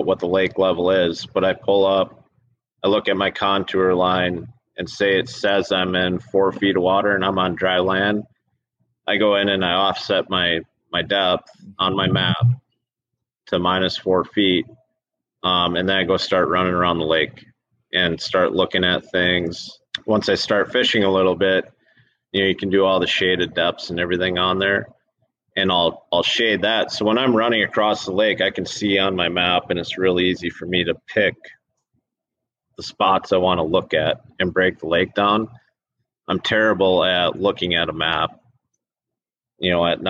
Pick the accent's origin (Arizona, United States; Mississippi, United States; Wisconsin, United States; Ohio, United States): Wisconsin, United States; We're from Wisconsin